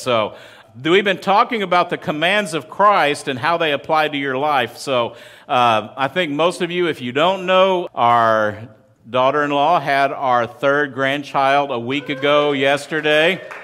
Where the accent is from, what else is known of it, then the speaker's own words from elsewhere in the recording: West Texas, United States; moved away; I grew up in West Texas. I grew up in the desert.